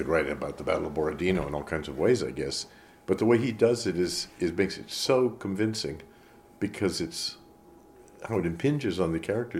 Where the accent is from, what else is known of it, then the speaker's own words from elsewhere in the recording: Florida, United States; also born or lived in Montreal, Canada; now in France; I grew up in Florida